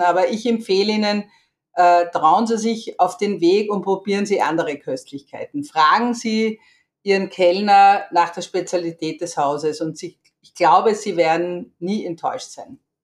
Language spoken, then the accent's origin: German; Vienna, Austria; ich bin eine echte Wienerin, hier geboren und aufgewachsen.